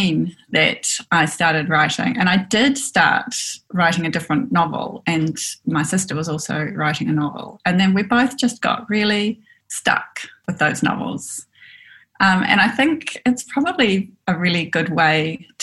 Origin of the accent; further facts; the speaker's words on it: Auckland, New Zealand; also born or lived in Port Waikato / Dunedin; I grew up in West Auckland